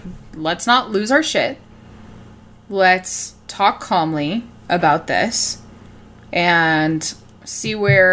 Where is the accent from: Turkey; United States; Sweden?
United States; Reno, Nevada; I grew up in Reno, Nevada, too